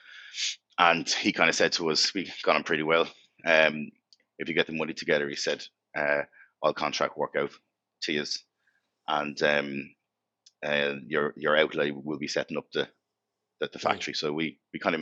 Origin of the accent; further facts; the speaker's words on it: Wicklow, County Wicklow, Ireland; also born or lived in Walkinstown, Dublin / Crumlin, Dublin; I moved to Wicklow town when I was five